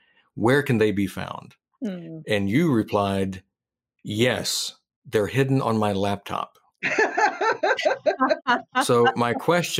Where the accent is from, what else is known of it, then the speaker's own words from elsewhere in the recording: United States; as an American